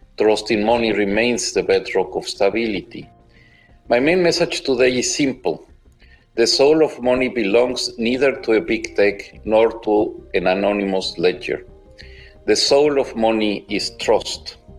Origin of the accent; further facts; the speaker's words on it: Spain; como buen español